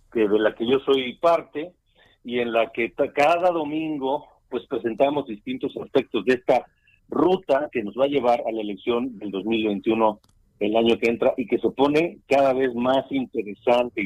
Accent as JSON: {"language": "Spanish", "country": "Mexico", "said": "como mexicanos"}